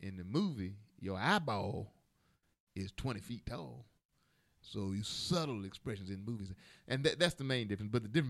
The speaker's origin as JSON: {"language": "English", "town": "Chicago", "region": "Illinois", "country": "United States", "tie": "born or raised there", "said": "And I grew up in Chicago, but they were in Georgia."}